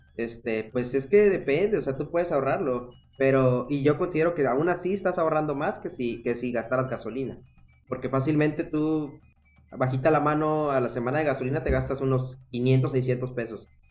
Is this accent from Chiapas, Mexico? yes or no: no; Veracruz, Mexico; moved away as an adult; also born or lived in Tabasco; now in Monterrey, Mexico; yo soy de Veracruz, pero estudié la carrera ahí en Tabasco